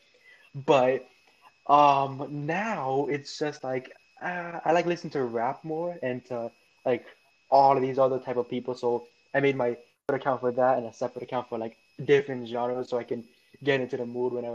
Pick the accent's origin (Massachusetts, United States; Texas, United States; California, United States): California, United States; Los Angeles; now in Victorville, United States; I was well born and raised in North Hollywood